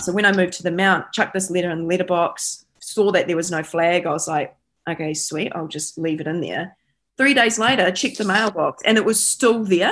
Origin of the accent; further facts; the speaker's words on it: Taranaki, New Zealand; now in Tauranga, New Zealand; growing up in Taranaki